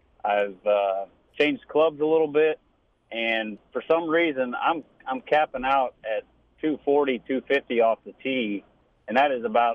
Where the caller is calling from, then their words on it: Effingham, Illinois, United States; I'm calling from Effingham, Illinois.